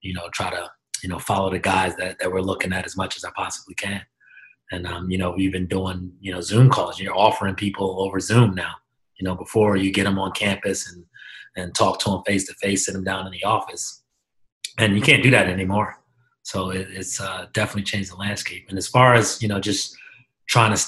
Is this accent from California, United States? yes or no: no; Philadelphia, Pennsylvania, United States; moved away as an adult; also born or lived in Europe; now in Hamilton, United States; I'm from Germantown. I grew up in the city, in the Germantown section of Philadelphia